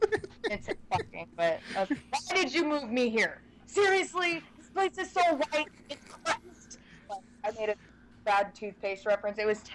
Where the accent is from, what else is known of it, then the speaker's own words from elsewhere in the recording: the South, United States; We're from the South, you know, so it would be rude to say no.